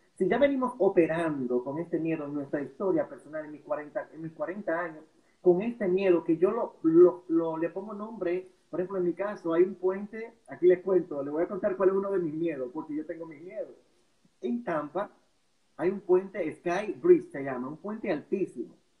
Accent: La Vega, Dominican Republic; Yo vengo de La Vega, de la República Dominicana

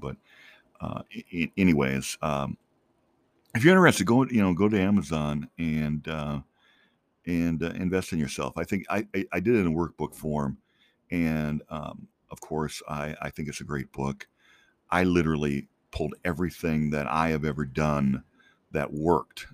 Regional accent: Minnesota, United States; moved away as an adult; also born or lived in Colorado; now in Phoenix, United States; I grew up in Minnesota, but basically I grew up there first grade through college

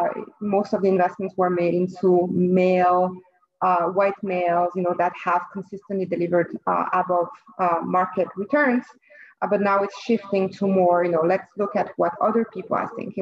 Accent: French-speaking Switzerland, Romandy, Switzerland; moved away as an adult; also born or lived in Lausanne / Geneva; now in New York, United States; I was born and raised in Switzerland myself. but in the French part, Lausanne and Geneva. I moved to New York when I was in my early 20s

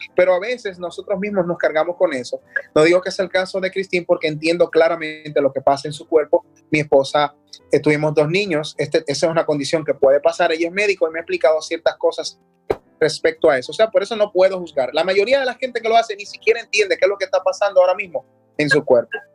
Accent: Dominican Republic; obtuve premios en mi país, como el Premio Soberano, que es un premio secular bastante eh, importante acá.

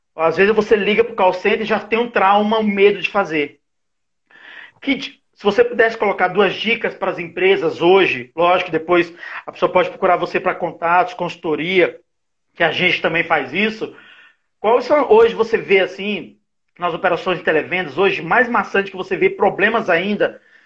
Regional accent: Brazil

